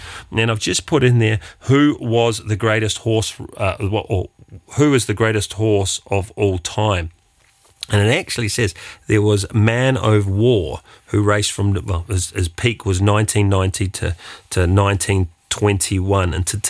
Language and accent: English; New Zealand; as a New Zealander, we say the Australians take everything.